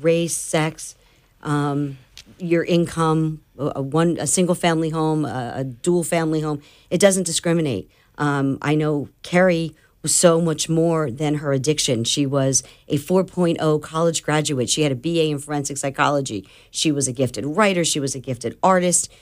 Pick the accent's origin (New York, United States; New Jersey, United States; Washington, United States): New Jersey, United States; now in Florida, United States; I'm from New Jersey, so I'm as blunt as they come.